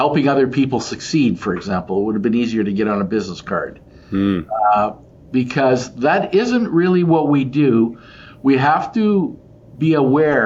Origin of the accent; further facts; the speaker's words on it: Portage la Prairie, Manitoba, Canada; growing up in an agricultural family and a grocery store, corner grocery store, much like your grandfather in a different town in Portage